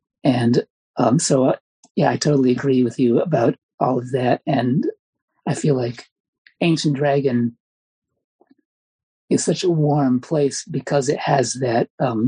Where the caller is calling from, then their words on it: Michigan, United States; Hi, I'm listening from Michigan. And I used to live in Chicago